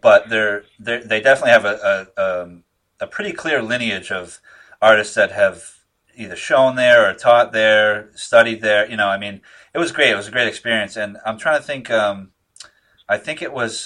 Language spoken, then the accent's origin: English; Northeast, United States; I'm from here